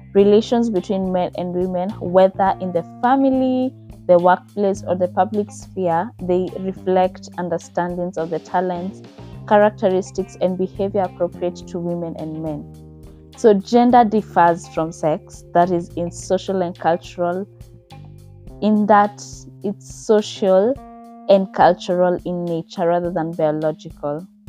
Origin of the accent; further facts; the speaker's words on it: Kenya; I'm from Kenya